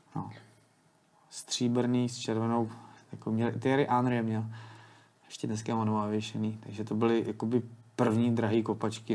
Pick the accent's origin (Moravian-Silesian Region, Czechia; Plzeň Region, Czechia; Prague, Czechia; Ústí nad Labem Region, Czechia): Ústí nad Labem Region, Czechia; Teplice; já jsem z Teplic